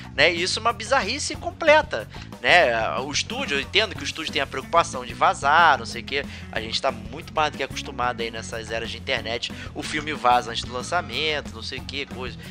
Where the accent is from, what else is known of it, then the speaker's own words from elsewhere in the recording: Rio de Janeiro, Brazil; accent: carioca; dubladores cariocas e tal, usando o nosso sotaque